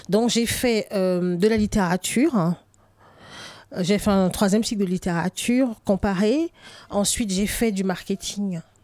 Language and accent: French; Littoral, Cameroon; moved away as an adult; now in France; j'ai grandi au Cameroun, je suis arrivée en France adulte